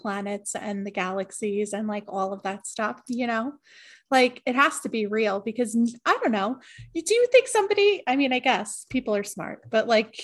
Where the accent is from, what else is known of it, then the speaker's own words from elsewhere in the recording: New York, United States; I am from New York